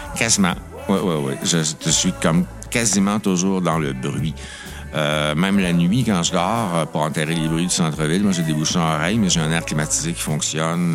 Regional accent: Notre-Dame-du-Bon-Conseil, Quebec, Canada; moved away as an adult; also born or lived in Drummondville / Ottawa; now in Montreal, Canada; j'étais de Notre-Dame, du Bon Conseil. Hein, j'étais à Drummondville, mais moi, c'est Montréal qui m'intéressait

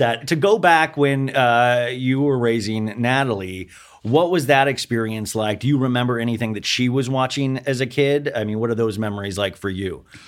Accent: Kansas, United States; I was raised in Kansas

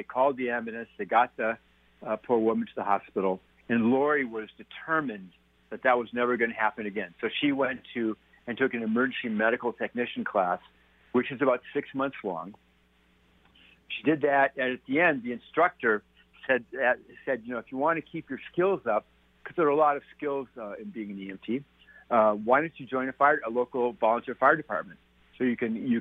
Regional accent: Minnesota, United States; moved away as an adult; also born or lived in Colorado / Winnipeg, Canada / Switzerland; now in Santa Fe, United States; I grew up in Minnesota on a small farming community.

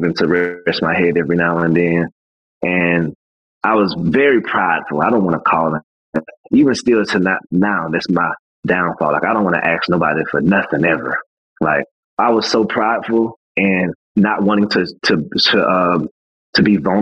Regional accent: Atlanta, Georgia, United States; my hometown people was hitting me up. People in Atlanta was hitting me up

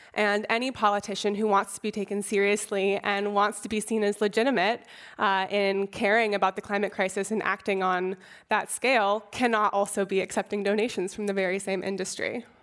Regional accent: Oakland, California, United States; I was born and raised in Oakland

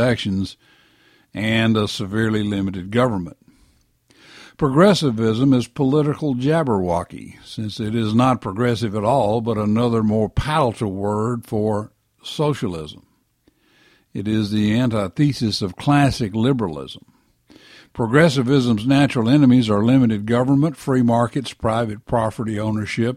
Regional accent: the South, United States; we were born and raised in the South

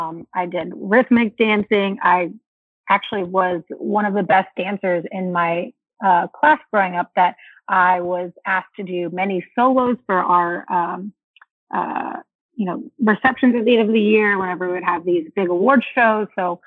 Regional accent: Anaheim, California, United States; It was awesome. I mean, I was a very outdoorsy kid.

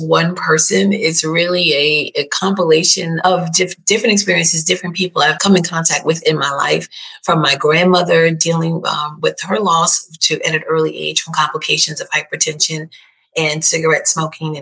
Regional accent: New York, United States; I was born and raised in New York

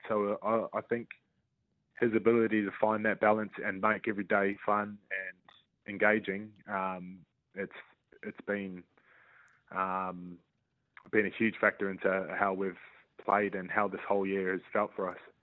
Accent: New Zealand; being in my home country, um, playing for, you know, obviously the Warriors are the only team in the country.

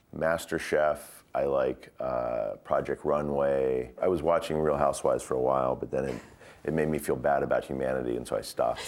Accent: United States; also born or lived in Glasgow, Scotland; I'm not Scottish. I'm American. I got an American passport.

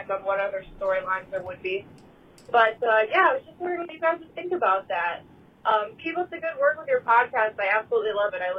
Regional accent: Iowa, United States; I'm …. I'm from Iowa.

